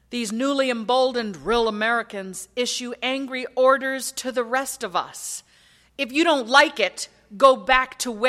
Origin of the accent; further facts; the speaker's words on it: Lagos, Nigeria; born there; They married in Accra, Ghana in 1966. I was born to them in Lagos, Nigeria in 1967.